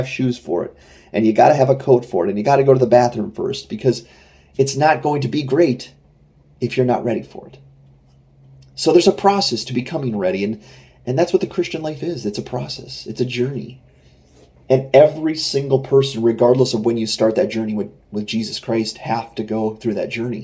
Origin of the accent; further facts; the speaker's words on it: United States; I'm an American